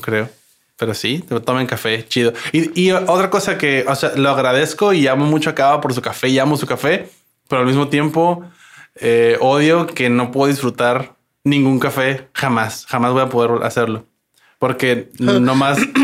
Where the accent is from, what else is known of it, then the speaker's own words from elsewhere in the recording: La Paz, Baja California Sur, Mexico; yo soy mexicano, ¿no? Soy paseño.